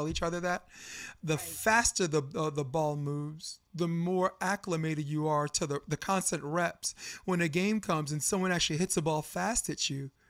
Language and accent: English; New York, United States; I'm from New York